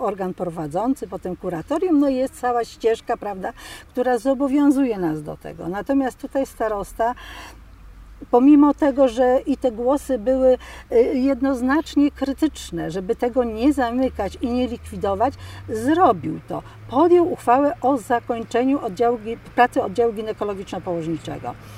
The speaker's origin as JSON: {"language": "Polish", "town": "Milicz", "region": "Lower Silesian Voivodeship", "country": "Poland", "tie": "born or raised there", "said": "jestem rodowitą Miliczanką"}